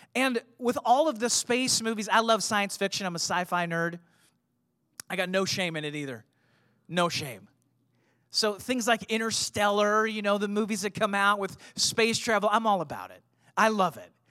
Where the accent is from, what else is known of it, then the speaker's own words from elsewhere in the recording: St. Louis, Missouri, United States; I grew up in Saint Louis. You know, I, I was a suburb kid